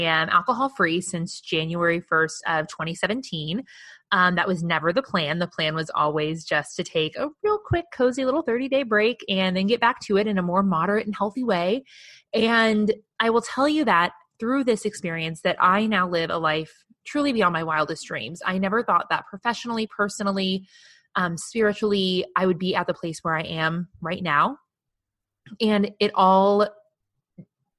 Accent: Midwest, United States; growing up in the Midwest in the early 90s

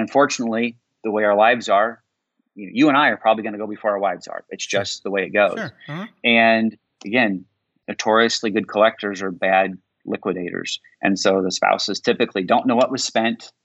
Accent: Indiana, United States; I grew up in Indiana

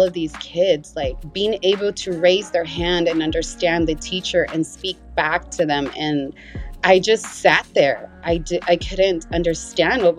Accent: Salinas, California, United States; born or raised there; first language Spanish; English is a second language; also born or lived in Mexico

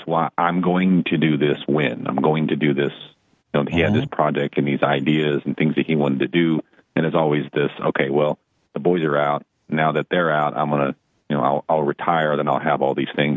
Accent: Dallas, Texas, United States; moved away as an adult; also born or lived in Tulsa, Oklahoma; I grew up in Dallas, Fort Worth, and I moved from Dallas to Tulsa to take a job.

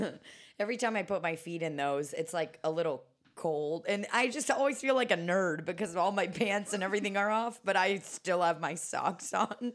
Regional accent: Kansas City, Missouri, United States; moved away; I grew up in Kansas City

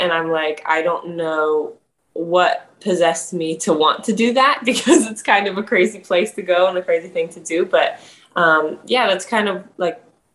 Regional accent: Greenville, South Carolina, United States; moved away as an adult; now in New York City, United States; I grew up in South Carolina, a city called Greenville.

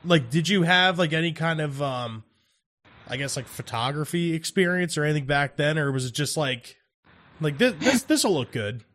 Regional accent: New Jersey, United States; we're from South Jersey

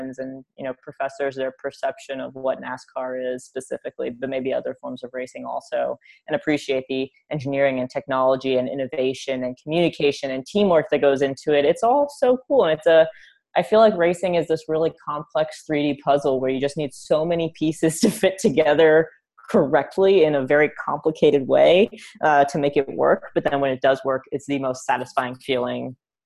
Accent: New York City, New York, United States; growing up in New York

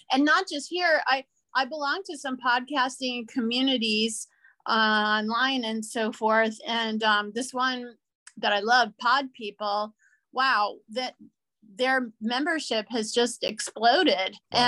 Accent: New Orleans, Louisiana, United States; moved away as an adult; also born or lived in San Diego, California / Orange County, California; now in Los Angeles, United States; I'm originally from New Orleans, Louisiana, and so that's where I grew up

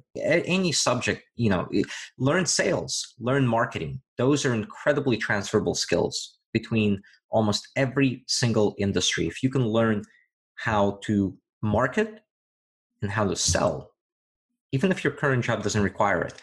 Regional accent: Virginia, United States; moved away; back in my home state of Virginia

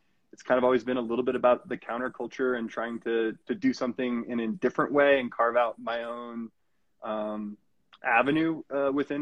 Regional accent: Colorado, United States; also born or lived in Okinawa, Japan; came to the U.S. at the age of 2, right to Colorado

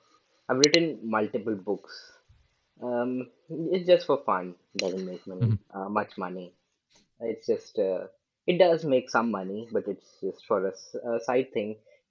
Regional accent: India; English is a second language; I'm …. I'm from India, and I'm an entrepreneur, you could say.

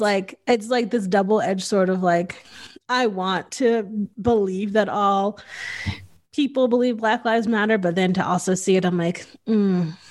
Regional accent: Northeast, United States; I grew up in the Northeast

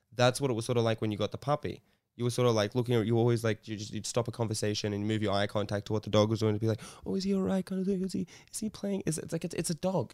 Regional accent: Sydney, New South Wales, Australia; I grew up in Bondi

